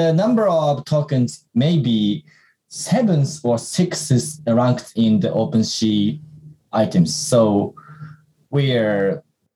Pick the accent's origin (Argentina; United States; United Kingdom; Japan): Japan; we're from Japan